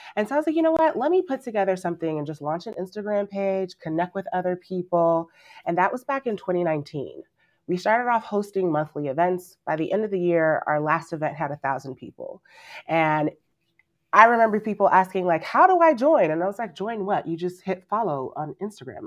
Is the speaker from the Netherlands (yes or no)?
no; Nigeria; I'm Nigerian